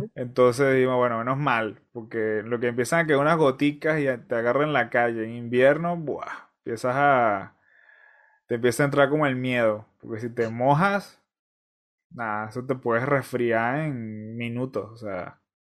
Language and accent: Spanish; Venezuela; moved away; yo soy venezolano